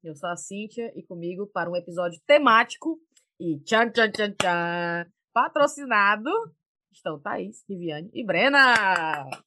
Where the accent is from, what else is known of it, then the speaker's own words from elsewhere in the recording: Brazil; also born or lived in England; now in United Kingdom; a gente saiu do Brasil, mas o Brasil não sai da gente